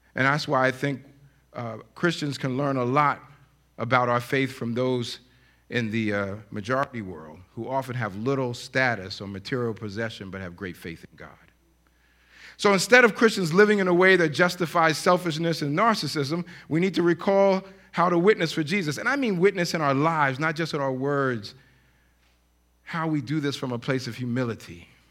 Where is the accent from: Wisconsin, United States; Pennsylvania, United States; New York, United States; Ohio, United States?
New York, United States; we grew up in New York